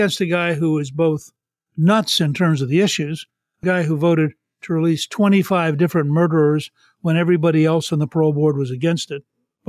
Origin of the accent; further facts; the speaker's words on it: Harrisburg, Pennsylvania, United States; born there; I was born in Harrisburg and have relatives in the area.